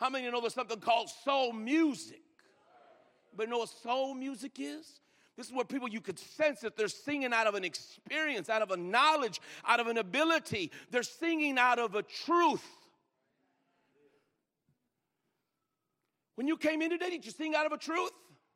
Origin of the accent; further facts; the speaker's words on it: Greeley, Colorado, United States; I grew up in Greeley, Colorado